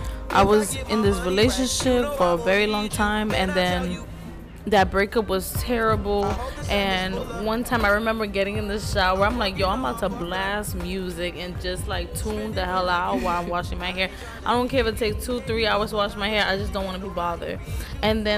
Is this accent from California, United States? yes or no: no; New York, United States; the summer in the Bronx, especially growing up in the Bronx.